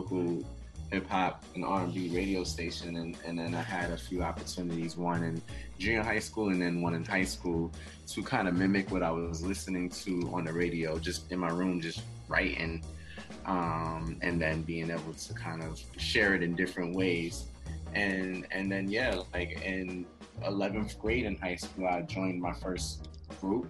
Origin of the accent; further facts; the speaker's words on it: New York City, New York, United States; I'm from Queens, New York